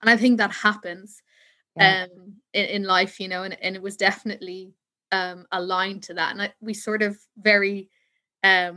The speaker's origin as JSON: {"language": "English", "country": "Ireland", "said": "I'm from Ireland"}